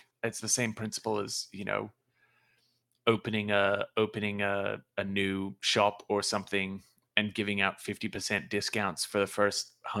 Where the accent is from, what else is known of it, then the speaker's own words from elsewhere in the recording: Australia; accent: Australian; moved away as an adult; now in United States; Sorry, that might have been my Australian accent.